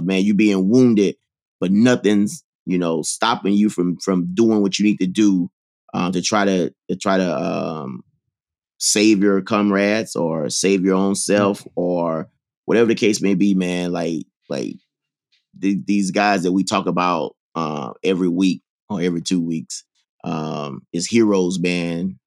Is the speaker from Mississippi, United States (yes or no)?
yes; Mississippi, United States; I'm from Mississippi